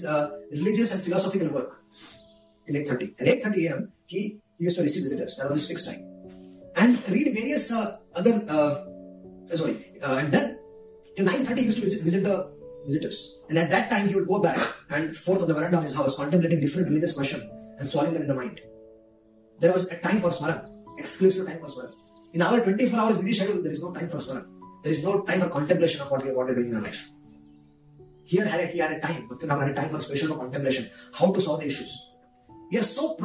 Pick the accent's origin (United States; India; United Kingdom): India; I'm coming from India